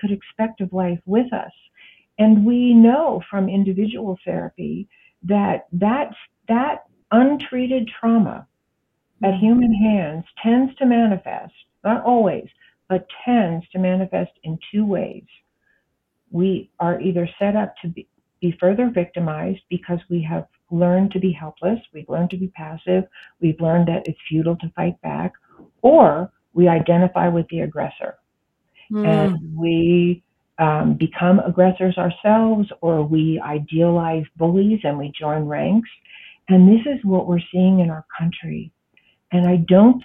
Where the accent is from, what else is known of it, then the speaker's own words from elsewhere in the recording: United States; I am an American